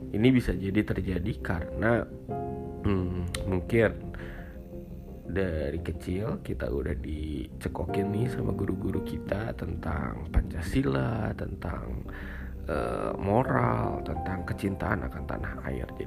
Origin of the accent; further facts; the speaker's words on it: Indonesia; I'm Indonesian I'm purely Indonesian